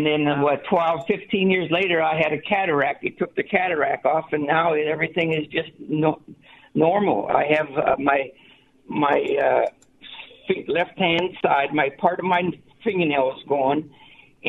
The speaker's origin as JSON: {"language": "English", "town": "Bridgeport", "region": "Ohio", "country": "United States", "moved": "yes", "lives_now": "Salt Lake City, United States", "said": "I'm from Bridgeport, Ohio at that time"}